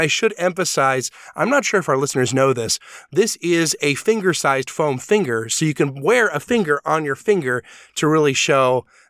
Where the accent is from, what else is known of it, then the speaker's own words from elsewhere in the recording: Deep South, United States; As a hillbilly, I am from the Deep South, and I believe